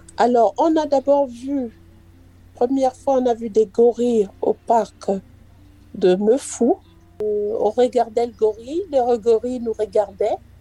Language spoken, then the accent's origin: French; Cameroon; moved away; je suis camerounaise